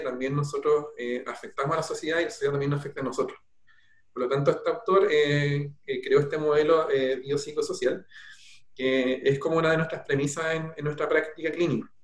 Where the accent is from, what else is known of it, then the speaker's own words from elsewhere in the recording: Peumo, O'Higgins, Chile; nací en Peumo y bueno, mi familia toda es de allá